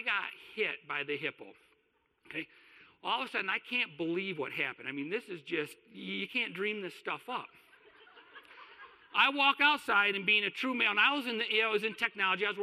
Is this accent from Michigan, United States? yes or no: yes; Kalamazoo, Michigan, United States; moved away as an adult; also born or lived in Houston, Texas; I moved from Kalamazoo to Houston, Texas, which means I moved out of my home and away from my mom